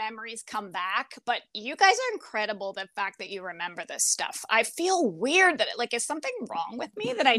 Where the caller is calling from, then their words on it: Fort Myers, Florida, United States; I'm in Fort Myers, Florida.